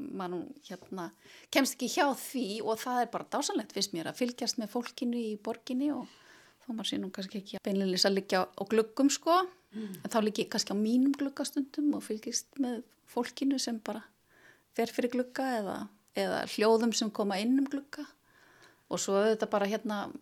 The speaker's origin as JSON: {"language": "Icelandic", "area": "Melaleiti in Melasveit, Borgarfjörður", "region": "Western Region", "country": "Iceland", "moved": "yes", "lives_now": "Reykjavík, Iceland", "said": "Ég er úr borgarferinum, ég er frá melaleiti í Melasveit"}